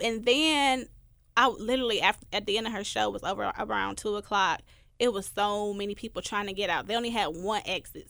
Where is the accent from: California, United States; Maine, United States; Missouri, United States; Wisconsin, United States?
Wisconsin, United States; Milwaukee; moved away as an adult; now in Memphis, United States; my hometown, Milwaukee